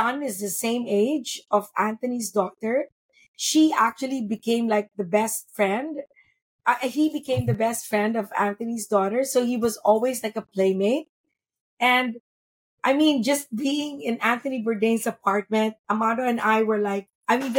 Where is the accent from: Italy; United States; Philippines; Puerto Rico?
Philippines; being Filipina